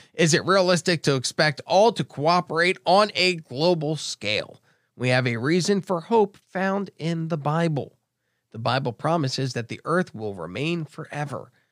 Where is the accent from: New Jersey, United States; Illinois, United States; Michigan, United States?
New Jersey, United States; Brigantine; now in Cape Coral, United States; I grew up in Brigantine, New Jersey